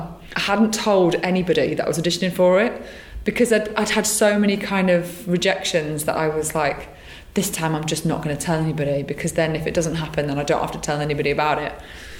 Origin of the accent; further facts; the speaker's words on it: North Wales, United Kingdom; moved away; So I'm from North Wales originally